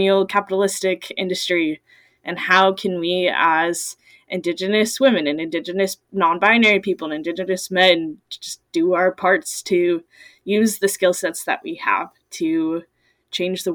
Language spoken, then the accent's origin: English; Everett, Washington, United States; I grew up in the Salish Sea area, so about Everett, Washington